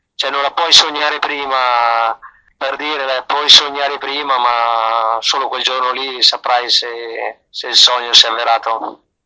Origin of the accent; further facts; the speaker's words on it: the home village of Francesco Moser, Trentino-Alto Adige, Italy; il mio paese, il paese anche di Francesco Moser, di tutta la dinastia dei Moser